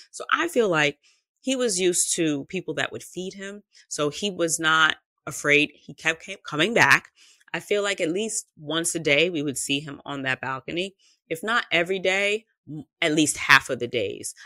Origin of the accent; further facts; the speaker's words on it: New York, United States; I am from New York